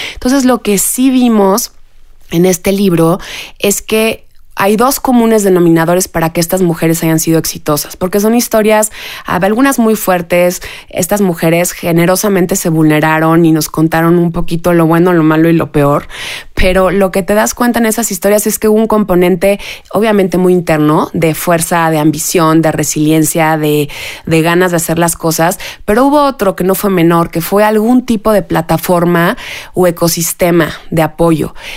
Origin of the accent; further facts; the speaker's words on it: Mexico; como mexicanas, como mujeres, como mamás